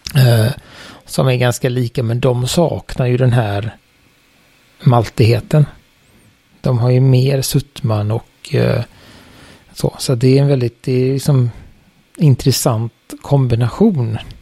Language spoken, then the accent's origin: Swedish; Sweden; vi i Sverige